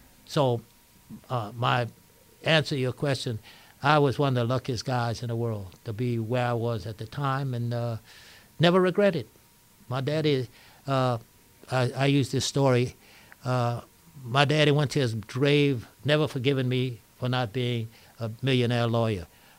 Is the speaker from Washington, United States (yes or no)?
no; Lafayette, Louisiana, United States; moved away; also born or lived in New Orleans; I was born and raised in Lafayette.